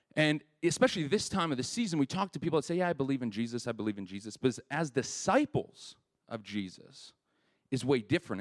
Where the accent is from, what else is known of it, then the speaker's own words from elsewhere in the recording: Winnipeg, Manitoba, Canada; I grew up in Winnipeg